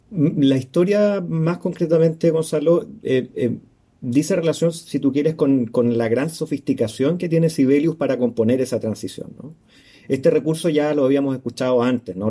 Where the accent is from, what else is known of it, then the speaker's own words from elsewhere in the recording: Santiago, Santiago Metropolitan Region, Chile; moved away as an adult; now in Valdivia, Chile; siendo santiaguino de toda la vida